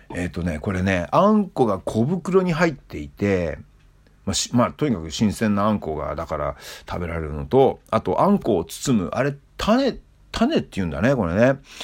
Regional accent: Hokkaido, Japan; 僕のふるさとね、えー、北海道

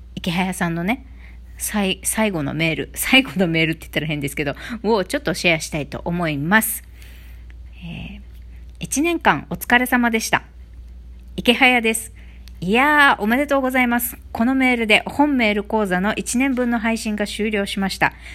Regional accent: Okinawa, Japan; born or raised there

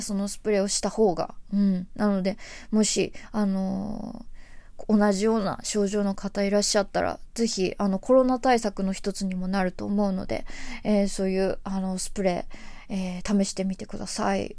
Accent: Tokyo, Japan; 東京生まれ東京育ちの、えー、東京在住アーティスト

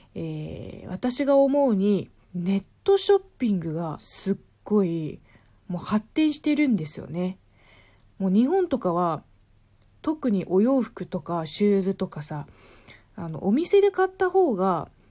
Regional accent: China; now in Japan; 中国が嫌になってから日本に来たわけではないので

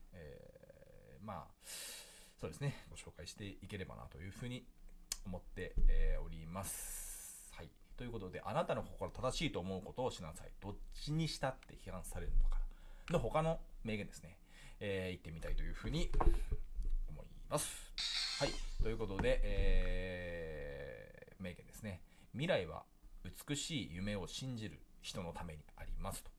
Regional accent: Japan; 僕たちは日本に生まれましたけどね

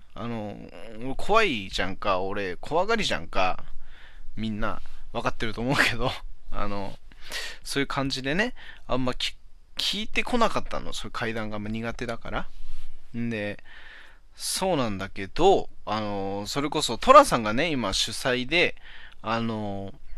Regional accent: Hachinohe, Aomori, Japan; 俺の地元の方の八戸の方

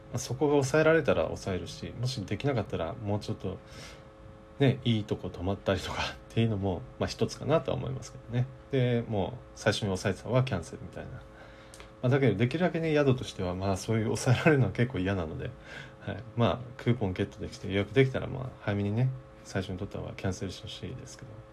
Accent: Kyushu, Japan; 九州生まれなので

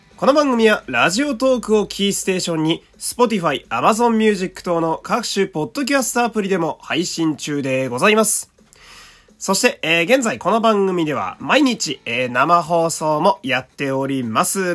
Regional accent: Fukui, Japan; 私はあの、福井県という土田舎の、えー、出身

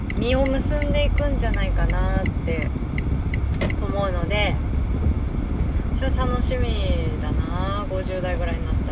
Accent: Hakodate, Hokkaido, Japan; now in Saitama, Japan; 地元の北海道に帰っているかもしれないし

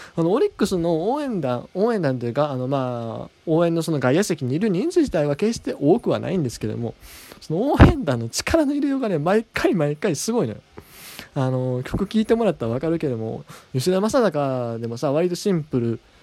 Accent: Kansai, Japan; 僕は関西人やからね

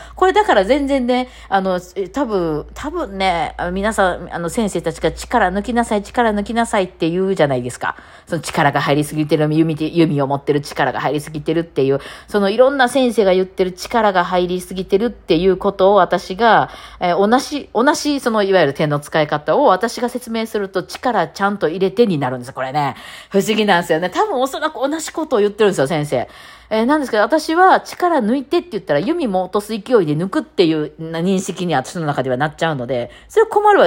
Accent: Kansai, Japan; accent: Kansai dialect; しかも私関西弁じゃないですか

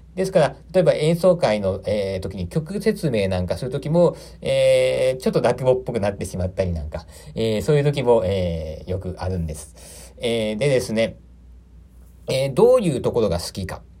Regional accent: Aichi, Japan; moved away as an adult; also born or lived in Tokyo; 私は、愛知県の生まれでございまして

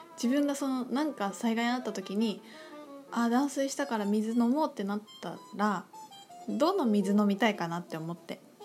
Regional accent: Aichi, Japan; 私愛知県で育ったんですけど

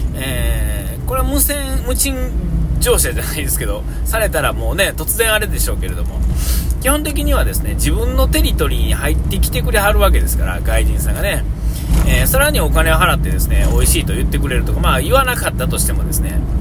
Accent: Nara, Japan; moved away as an adult; now in Shiga, Japan; 京都と奈良がそれぞれ、嫁さんと僕の実家

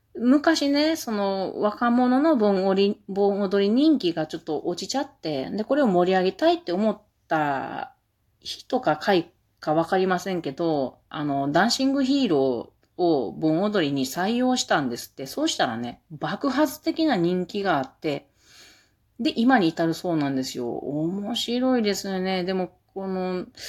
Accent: Mie, Japan; 私三重県人やから

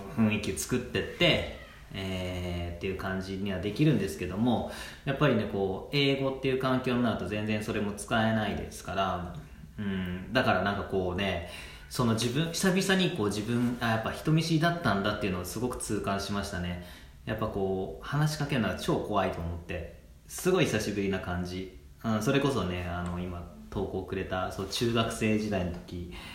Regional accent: Chiba, Japan; also born or lived in Osaka; 実はね大阪生まれで、えー、なんですが、まあ、3歳まで向こうにいてでこっちに、えー、千葉の方に引っ越してきたんですけども

